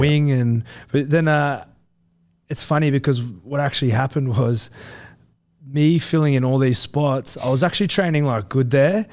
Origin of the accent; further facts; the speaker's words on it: Central Coast, New South Wales, Australia; I'm from the Central Coast